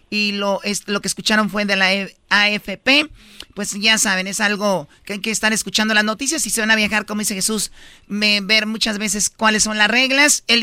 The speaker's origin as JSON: {"language": "Spanish", "region": "Guerrero", "country": "Mexico", "moved": "yes", "lives_now": "Veracruz, Mexico", "said": "yo soy de Guerrero, mi hermana vive en Veracruz."}